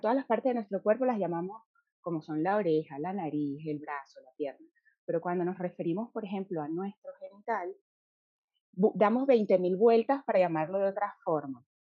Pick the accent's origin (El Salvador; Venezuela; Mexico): Venezuela; nosotras tres somos venezolanas